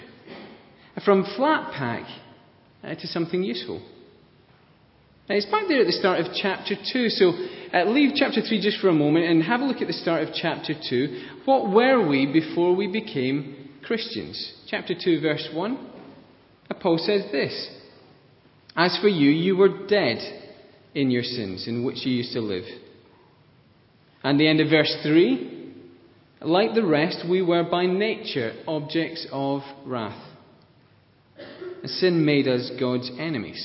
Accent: Scotland, United Kingdom; I'm Scottish

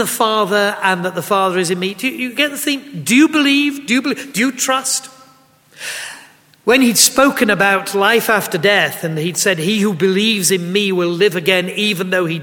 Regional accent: Yorkshire and the Humber, United Kingdom; as bluntly as a Yorkshireman can

